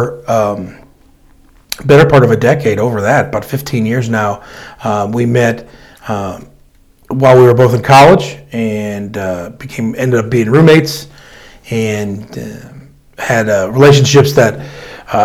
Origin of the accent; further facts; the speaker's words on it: Wooster, Ohio, United States; we moved here when I was into Worcester when I was 10.